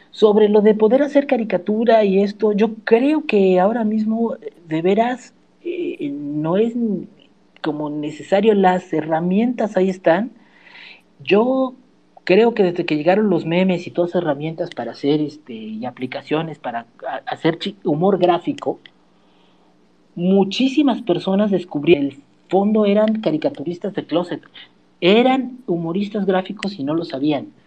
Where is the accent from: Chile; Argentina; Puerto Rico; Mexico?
Mexico; soy justamente esto que aportó al mundo que no existía y ahora somos esto, mexicano. Esa es también tu identidad